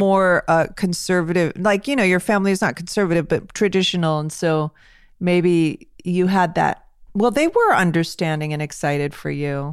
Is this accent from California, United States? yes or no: yes; Los Angeles, California, United States; I grew up in Hollywood